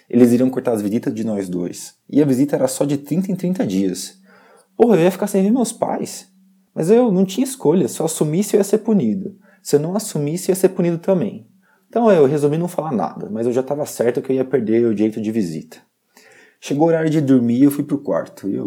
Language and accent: Portuguese; São Paulo, Brazil; Eu sou do interior de São Paulo. A minha família é muito rica e eu sempre tive tudo o que eu quis.